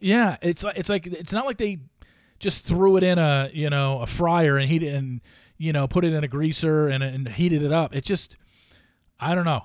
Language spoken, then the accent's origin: English; Los Alamitos, California, United States; moved away; I loved growing up in Southern California, and I was in North Orange County.